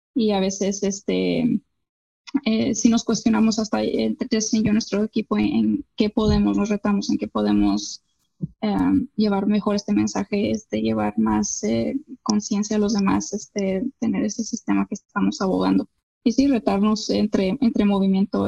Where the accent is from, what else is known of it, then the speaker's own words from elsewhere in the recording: Mexico; como mexicana